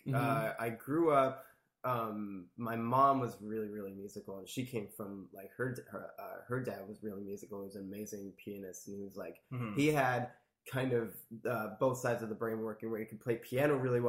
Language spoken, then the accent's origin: English; Middletown, New Jersey, United States; Yeah, New Jersey my whole life. Lived in a couple different towns, but kind of stayed around the same area, based around Middletown, New Jersey.